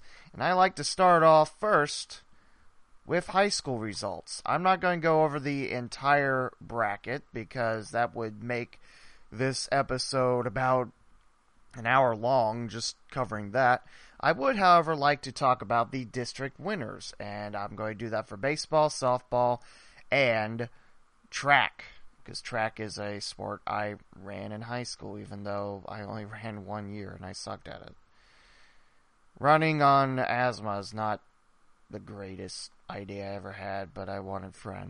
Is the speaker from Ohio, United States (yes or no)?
yes; West Alexandria, Ohio, United States; my hometown, West Alexandria.